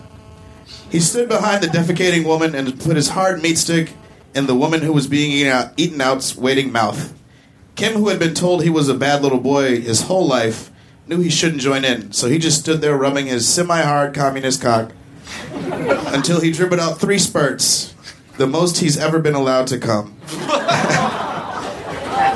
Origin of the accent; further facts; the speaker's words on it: Chicago, Illinois, United States; I grew up in Chicago